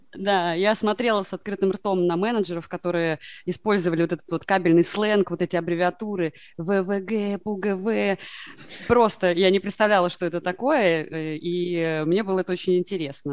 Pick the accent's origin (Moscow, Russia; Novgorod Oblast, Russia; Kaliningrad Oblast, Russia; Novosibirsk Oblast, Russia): Moscow, Russia; я, э, родом из Москвы